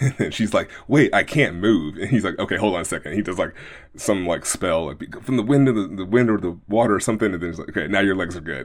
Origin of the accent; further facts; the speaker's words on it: Oakland, California, United States; growing up in Oakland, uh, my house was around the corner